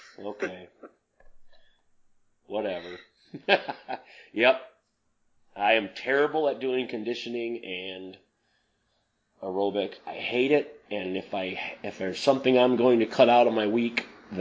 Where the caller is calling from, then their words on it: North Adams, Michigan, United States; I'm coming from North Adams, Michigan, and David's across the continent in California.